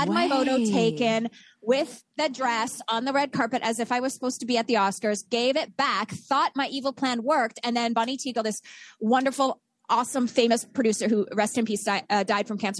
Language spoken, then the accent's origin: English; Canada; I'm Canadian